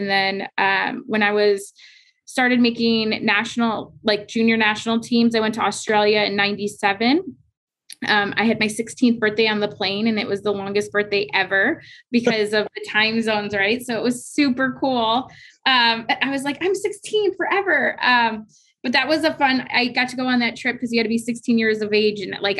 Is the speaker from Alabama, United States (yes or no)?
no; Michigan, United States; I grew up in Michigan